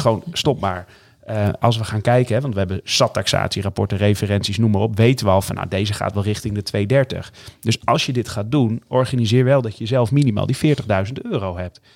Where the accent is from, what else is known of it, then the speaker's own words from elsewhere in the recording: northern Netherlands, Netherlands; mijn roots liggen hier in Noord-Nederland